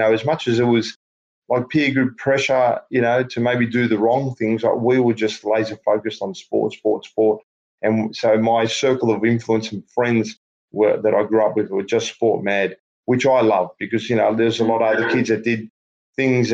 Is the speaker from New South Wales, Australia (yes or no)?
no; Melbourne, Victoria, Australia; I grew up in Lalor Thomastown. It was the northern part of Melbourne.